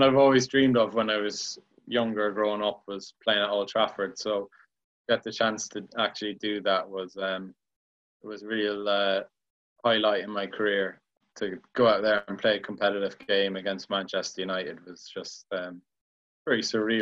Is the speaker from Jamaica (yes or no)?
no; Ireland; moved away; when I was growing up in Ireland, my dad was always like really good at growing